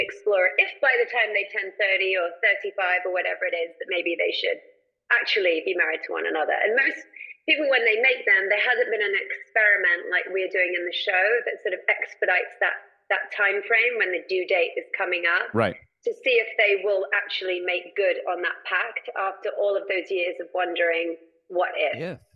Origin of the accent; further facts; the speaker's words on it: England, United Kingdom; now in United States; I'm from England originally, yes. but I've been in the States. I'm actually a citizen now.